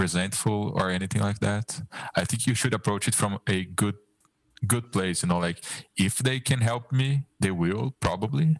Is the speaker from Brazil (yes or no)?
yes; Brazil; English is a second language